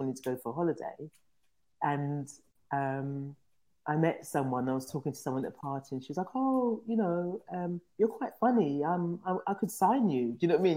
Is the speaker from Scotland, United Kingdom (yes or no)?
no; London, United Kingdom; I grew up in London in a place called Tottenham